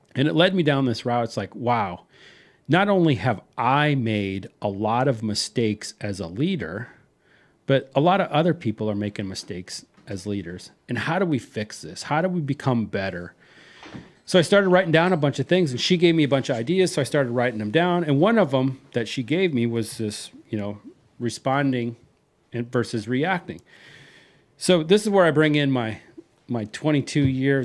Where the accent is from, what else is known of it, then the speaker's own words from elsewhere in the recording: Iowa, United States; now in Texas, United States; I'm not from the heart of Texas. I'm from Iowa